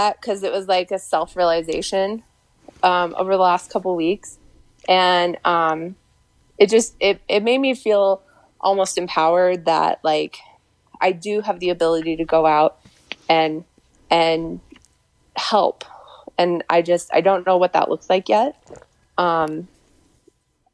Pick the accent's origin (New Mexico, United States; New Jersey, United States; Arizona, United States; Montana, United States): New Mexico, United States; I grew up in New Mexico